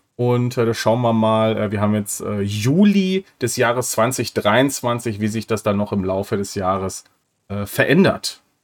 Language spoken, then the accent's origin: German; North Rhine-Westphalia, Germany; ich komme aus Nordrhein-Westfalen